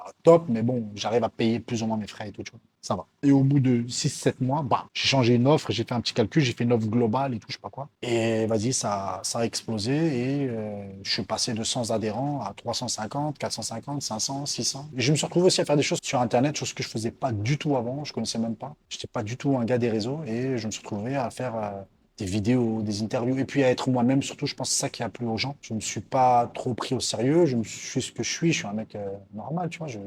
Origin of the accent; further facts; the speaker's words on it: France; moved away as an adult; now in Morocco; Je suis venu de France ici au Maroc et maintenant je suis connu en France.